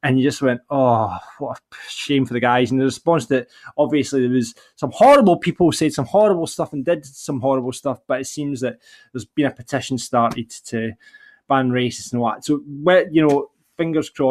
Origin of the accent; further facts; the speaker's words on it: Larbert, Scotland, United Kingdom; I am from Larbert